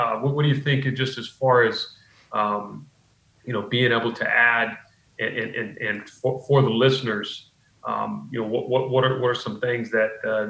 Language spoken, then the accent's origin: English; Pacific Northwest, United States; moved away; I grew up in the Pacific Northwest